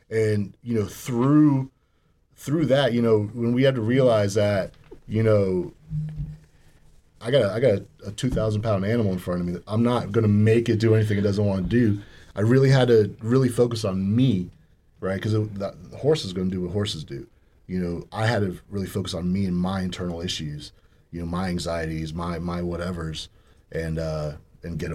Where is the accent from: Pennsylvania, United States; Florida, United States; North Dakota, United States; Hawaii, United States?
Florida, United States; Orlando; now in Marion County, United States; I grew up in Orlando